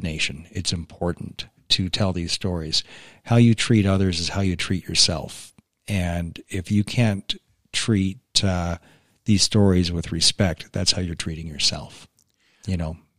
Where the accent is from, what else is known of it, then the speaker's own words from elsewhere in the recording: Canada; being a Canadian